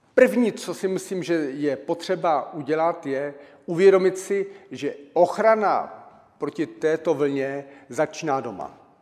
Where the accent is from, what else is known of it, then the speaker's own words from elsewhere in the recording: Czechia; Narodil jsem se v Československu a, e, a žiju v České republice